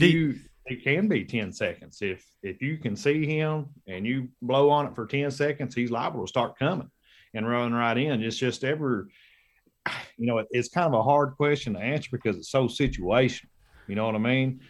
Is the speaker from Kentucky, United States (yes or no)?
yes; Kentucky, United States; I headed back to Kentucky, my home state